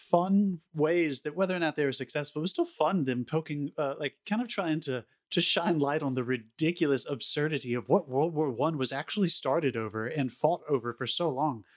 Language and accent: English; United States; I'm speaking as an American